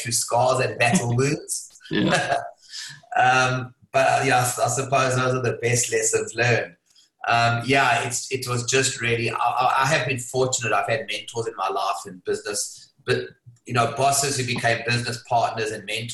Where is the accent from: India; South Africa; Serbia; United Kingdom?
South Africa; moved away as an adult; now in Hong Kong; I was born in South Africa. If you can't tell from the accent, it's a bit of a giveaway. I left Hong Kong I left South Africa at the age of 25